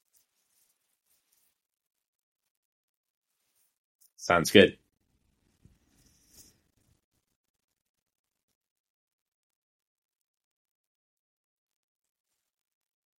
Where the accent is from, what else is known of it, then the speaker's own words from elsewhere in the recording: Vermont, United States; moved away; coming from growing up in Vermont